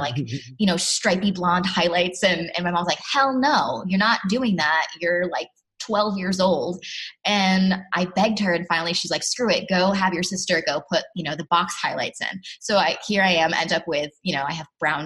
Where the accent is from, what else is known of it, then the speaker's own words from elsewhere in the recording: Bristol, Connecticut, United States; Bristol, Connecticut, born and raised